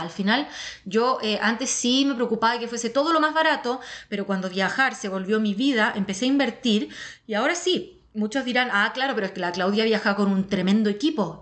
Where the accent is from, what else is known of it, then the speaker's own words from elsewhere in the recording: Chile; yo soy la tercera chilena.